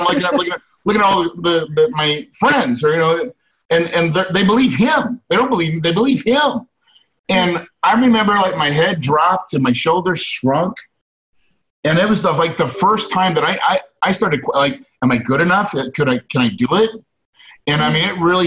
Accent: West Plains, Missouri, United States; I grew up in West Plains, Missouri. That's in the Ozarks.

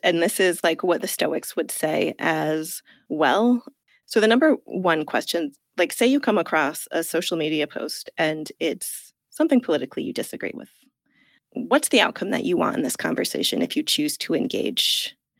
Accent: United States; moved away as an adult; also born or lived in Italy; now in England; I'm from the United States

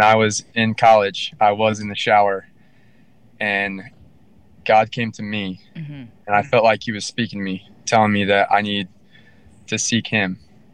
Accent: Florida, United States; we're both from Florida

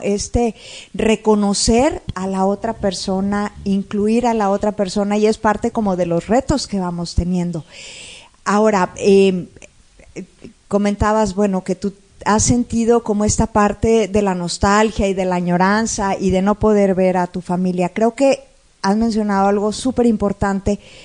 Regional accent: Monterrey, Nuevo León, Mexico; Como regios

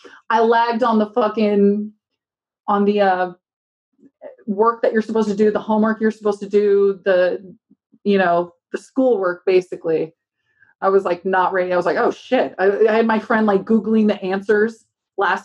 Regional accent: Huntington Beach, California, United States; I was born in Huntington Beach and just been thrown in the ocean all my life

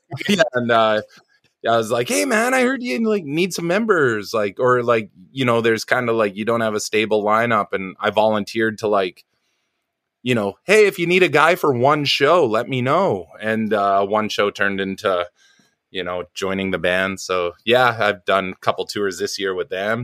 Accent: New Westminster, British Columbia, Canada; also born or lived in Vancouver Island; I was born in a town called New Westminster, which used to be the capital of, uh, B C, long, long, long time ago in the cowboy days. Um, it's like a suburb of Vancouver

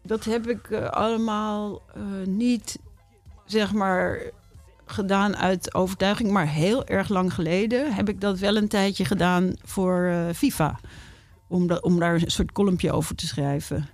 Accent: Amsterdam, North Holland, Netherlands; ik ben Amsterdammer.

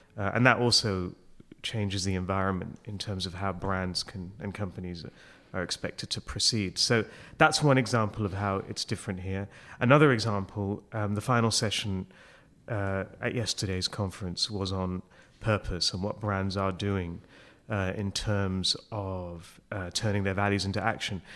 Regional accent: Hong Kong; moved away as an adult; also born or lived in United Kingdom; I'm from Hong Kong, so that's, you know, I've, uh, I, my family's been there for almost forty years. It's where I grew up

